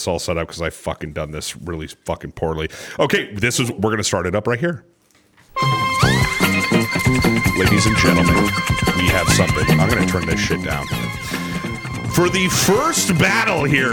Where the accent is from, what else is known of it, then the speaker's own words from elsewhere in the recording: Phoenix, Arizona, United States; now in Gilbert, United States; I'm from Gilbert, Arizona. Or actually, Phoenix, Arizona